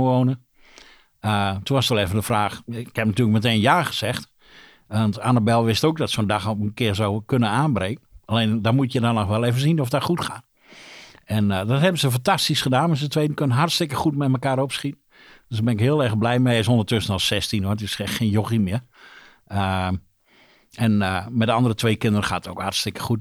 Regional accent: Drenthe, Netherlands; also born or lived in Rolde; ik ben een Drent. ik woon in Rolde

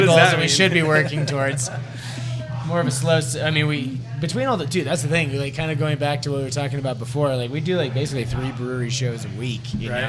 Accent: Northeast, United States; now in Denver, United States; growing up in the Northeast

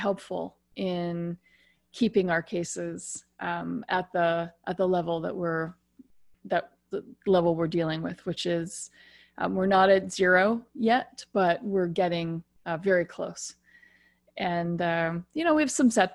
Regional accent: United States; now in Ontario, Canada; I'm American, but live in Canada, in particular the province of Ontario.

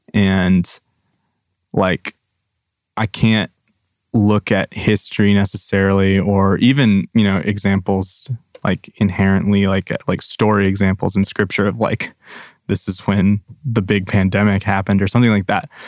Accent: Grand Rapids, Michigan, United States; born or raised there; moved away as an adult; now in Nashville, United States

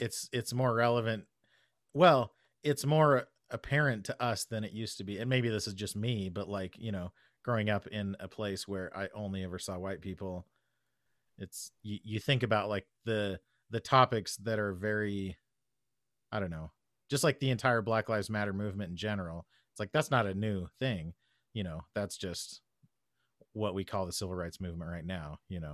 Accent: United States; As an American

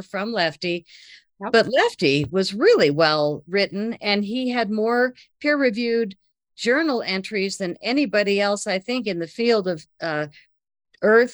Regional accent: United States; I'm from America

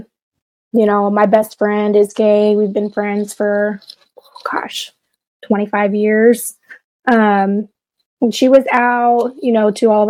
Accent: Florence, Kentucky, United States; accent: twang; grew up in Florence, Kentucky.

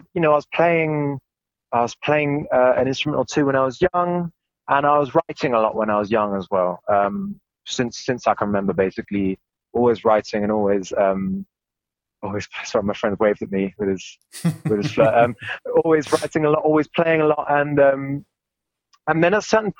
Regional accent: England, United Kingdom; now in Germany; I come from England

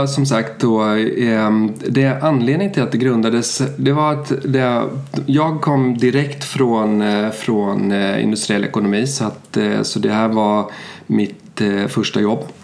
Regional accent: Sweden; also born or lived in Germany; Jag är svensk. Mina föräldrar flyttade till Tyskland på 70-talet

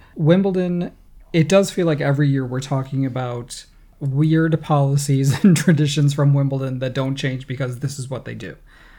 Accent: United States; I'm American.

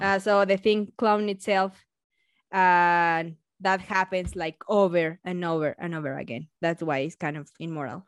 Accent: Mexico; accent: Mexican; English is a second language; my beautiful accent is Mexican one

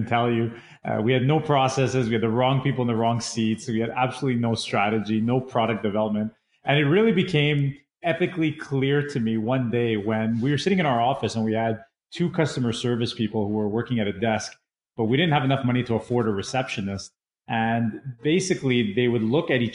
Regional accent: Canada; also born or lived in England; I immigrated from England over to Canada when I was much younger

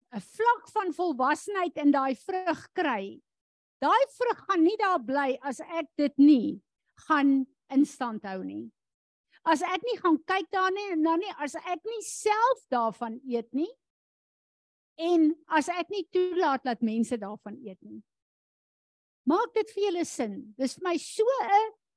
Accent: South Africa; as Afrikaners in hierdie land

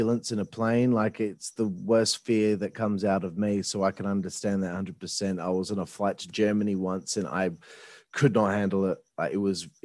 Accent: Australia; We're from Australia

